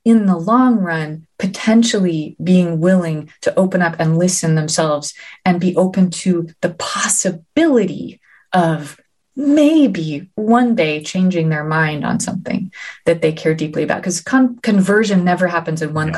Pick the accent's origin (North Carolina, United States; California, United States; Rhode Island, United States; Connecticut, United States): Connecticut, United States; New Haven; New Haven, my hometown